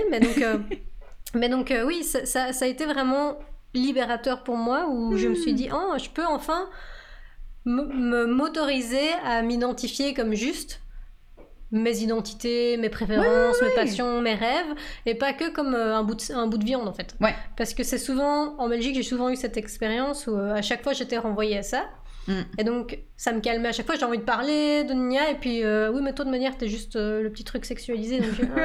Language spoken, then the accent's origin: French; France; accent: French; now in Canada; Mais au Canada, personne ne le remarque jamais ils entendent ma, mon accent français